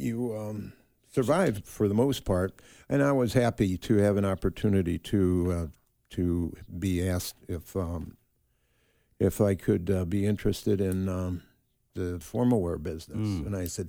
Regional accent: Chicago, Illinois, United States; now in San Diego, United States; born and raised in Chicago, Illinois, of course, and from a big family.

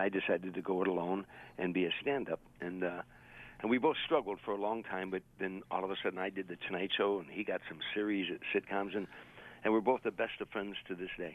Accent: Harvey, Illinois, United States; moved away; It's a suburb on the south side of Chicago. It's 147 South of the loop. So it's it's a, it's a steel. It was when I was growing up.

